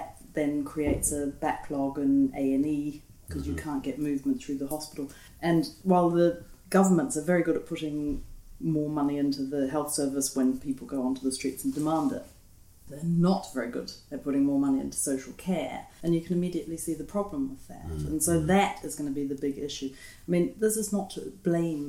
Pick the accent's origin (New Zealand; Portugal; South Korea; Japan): New Zealand; now in United Kingdom; I'm from New Zealand, but not from the European Union